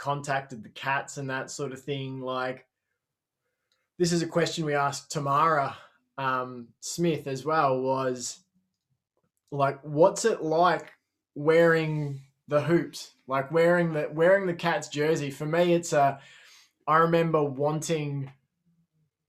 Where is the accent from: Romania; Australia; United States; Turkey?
Australia; as an Aussie